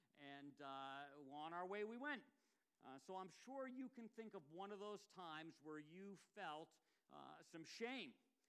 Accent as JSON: {"language": "English", "town": "Ipswich", "region": "Massachusetts", "country": "United States", "tie": "born or raised there", "said": "And this basically looks almost like exactly like the one that was in my hometown in Ipswich."}